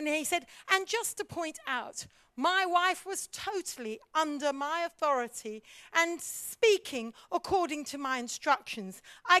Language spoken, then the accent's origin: English; India; also born or lived in Africa; now in United Kingdom; my problem was I grew up in India as a mish kid, missionary child, preacher's kid. Then I went to Africa and I served in Africa. We'd always been in pioneering situations. Then we came back to Britain.